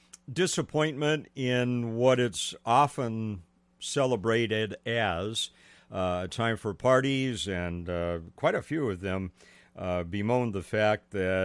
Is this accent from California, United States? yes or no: yes; Los Angeles, California, United States; also born or lived in Modesto area, California; I grew up in Los Angeles, was there for about 32, 33 years, and I spent a lot of my childhood down on Alvera Street